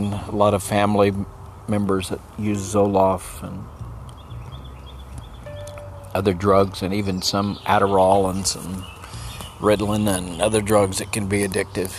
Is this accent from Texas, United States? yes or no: yes; El Paso, Texas, United States; now in Maryland, United States; I grew up in El Paso